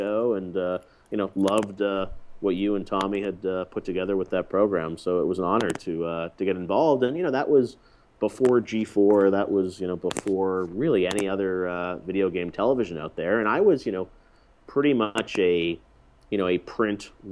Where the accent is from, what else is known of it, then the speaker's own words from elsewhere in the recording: Canada; moved away; growing up in Canada